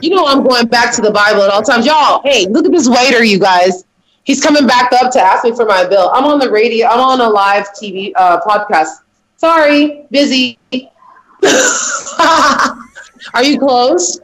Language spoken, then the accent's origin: English; Champaign, Illinois, United States; Champaign, Illinois.